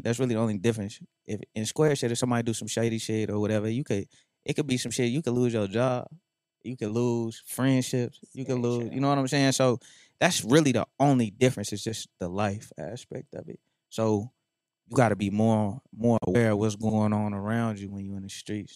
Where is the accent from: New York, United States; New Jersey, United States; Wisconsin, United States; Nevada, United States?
Nevada, United States; North Las Vegas; I'm from North Las Vegas